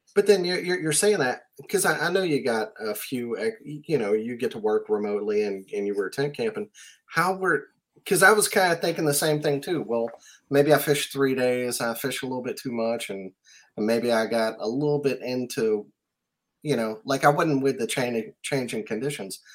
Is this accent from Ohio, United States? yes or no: no; South Mississippi, United States; moved away; also born or lived in New Orleans; I'm from South Mississippi and used to live in New Orleans.